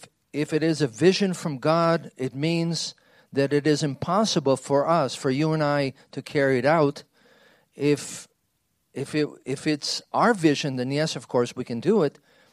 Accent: Israel; But when I grew up in Israel, Hebrew was the current language.

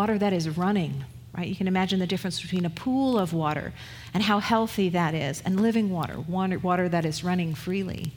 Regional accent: United Kingdom; moved away; I'm British, right? So that's my ancestry

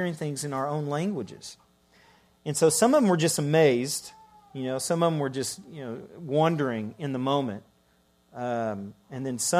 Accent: Ireland; also born or lived in Scotland; I'm Irish

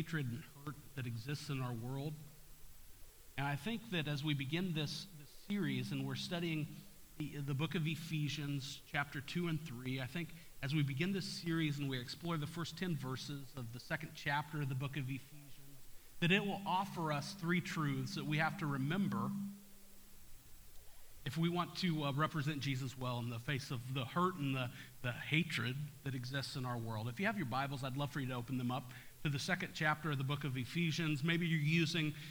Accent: Topeka, Kansas, United States; I grew up in Topeka

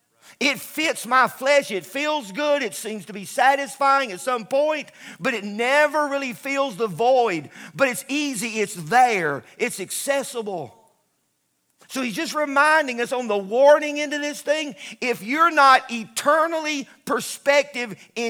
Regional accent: United States; I'm an American, I'm a flag waver

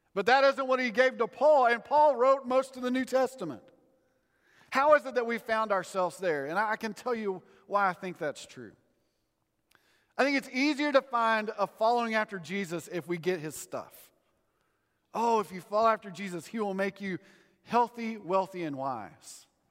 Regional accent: Texas, United States; I grew up in Texas

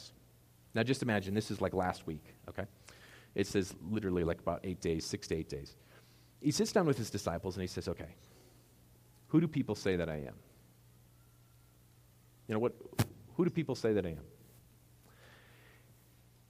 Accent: United States

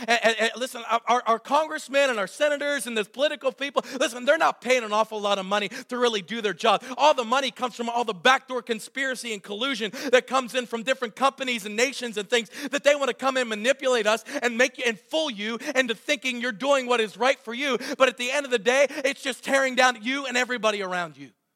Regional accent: Southwestern Pennsylvania, United States; I was raised in Southwestern PA like many of you

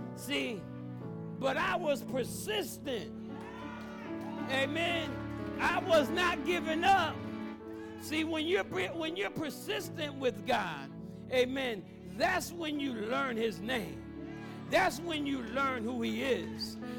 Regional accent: United States; I grew up in the Greens Apartments. That's not too far from here

